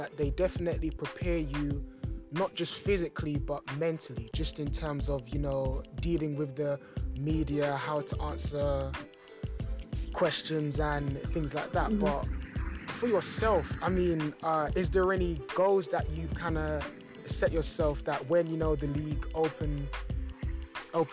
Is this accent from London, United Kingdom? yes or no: yes; London, United Kingdom; growing up in London, it was pretty much football